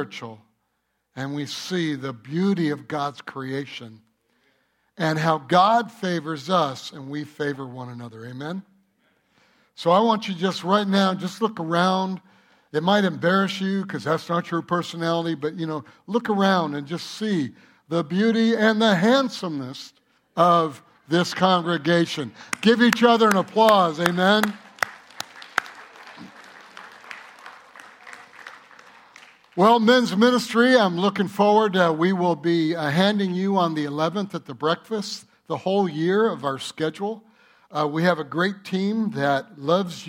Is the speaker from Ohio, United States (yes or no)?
no; Michigan, United States; moved away; I'm from Michigan.